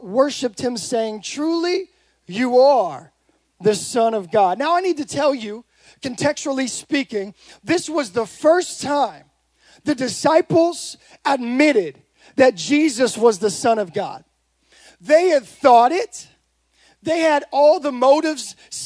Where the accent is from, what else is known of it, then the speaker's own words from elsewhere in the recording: Modesto, California, United States; I'm from Modesto